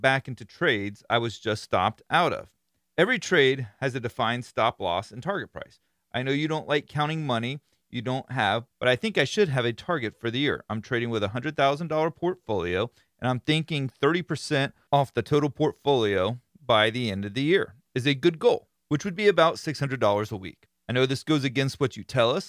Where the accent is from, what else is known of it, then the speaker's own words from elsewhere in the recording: Florida, United States; I am from Florida